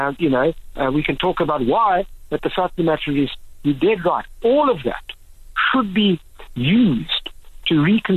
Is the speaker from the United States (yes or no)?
no; South Africa; all of us can say there's something special about being South African